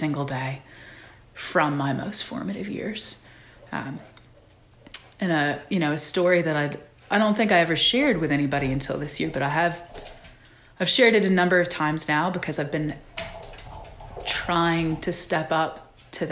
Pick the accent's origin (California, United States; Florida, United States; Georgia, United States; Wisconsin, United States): Georgia, United States; also born or lived in San Antonio, Texas; I spent most of my young life, most of my formative years between three counties in Georgia